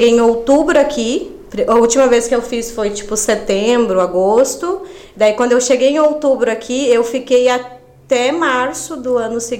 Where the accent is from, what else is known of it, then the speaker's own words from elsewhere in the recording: Rio Grande do Sul, Brazil; moved away as an adult; lá na minha cidade, no Rio Grande do Sul.